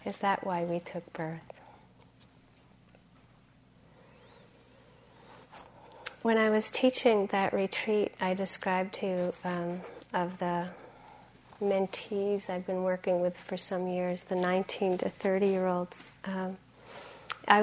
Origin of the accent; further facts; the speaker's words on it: Massachusetts, United States; And I grew up in Massachusetts